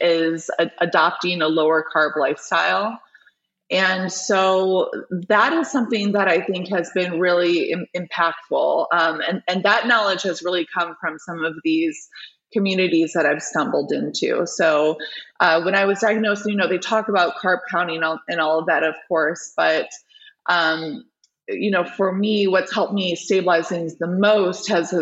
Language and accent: English; Michigan, United States; the Children's Hospital of Michigan, which is my home state